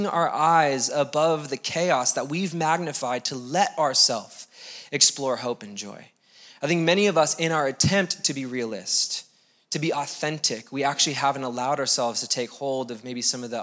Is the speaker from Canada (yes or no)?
no; United States; we're American